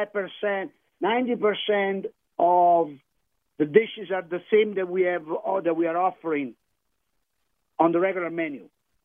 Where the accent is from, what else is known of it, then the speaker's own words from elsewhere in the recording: Campania, Italy; But I'm from the Amalfi Coast, I wanted to remind you, and our chef is from Tuscany.